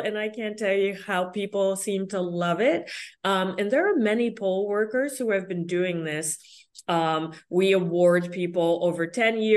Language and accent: English; Connecticut, United States; here in Connecticut, we're the land of steady habits